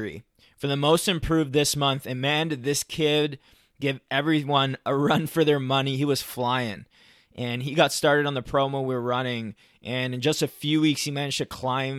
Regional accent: Toronto, Ontario, Canada; I'm from Toronto

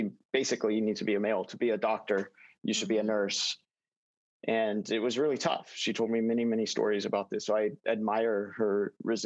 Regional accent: Fremont, California, United States; Grew up in Fremont

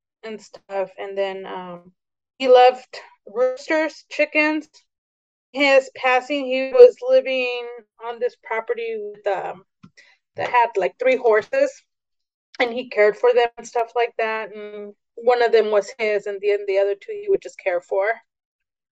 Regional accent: Tehachapi, California, United States; also born or lived in San Isidro; we moved from San Isidro up to Tehachapi, California

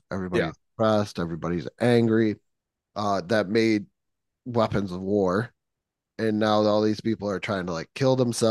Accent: Niagara Falls, New York, United States; I'm from Niagara Falls

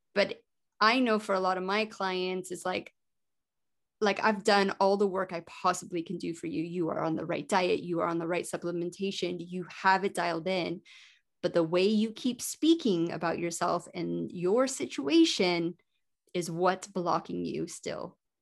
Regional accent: Colorado, United States; I was born in Colorado

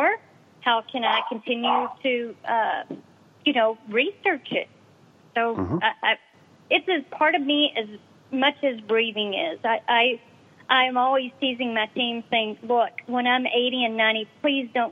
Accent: Dallas, Texas, United States; accent: Southern; I am from Texas, around the Dallas area.

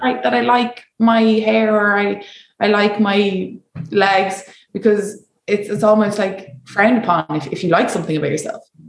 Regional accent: Ireland; moved away; as Irish

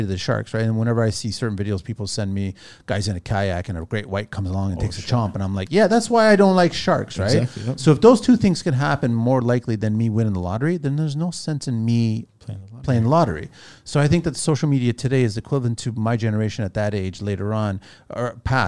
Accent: France; born there; I was born in France, but my family's Portuguese. But I've got a Portuguese passport, but the French government wouldn't give me a French passport.

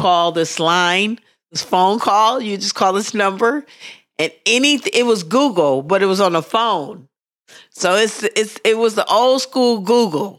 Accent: Pittsburgh, Pennsylvania, United States; accent: Pittsburgh; moved away; my Pittsburgh accent

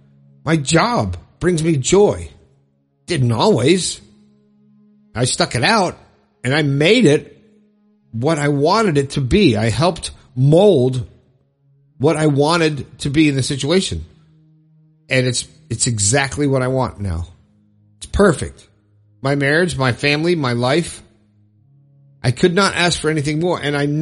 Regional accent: Long Island, New York, United States; I'm 57 from Long Island, New York

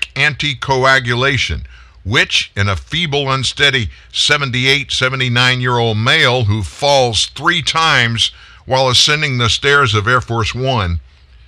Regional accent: United States; I'm introduced as an American

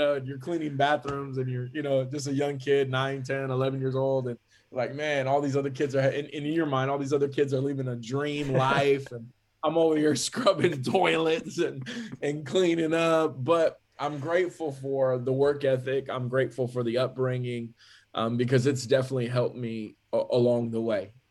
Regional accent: California, United States; also born or lived in McAllen, Texas; raised in California from a, you know, very young age, like even just before my first birthday

